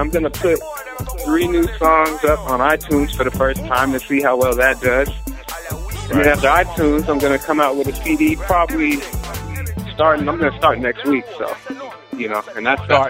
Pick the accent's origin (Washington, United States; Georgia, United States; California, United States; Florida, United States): Washington, United States; Seattle; I'm from Seattle, Washington. That's 206 in the West Coast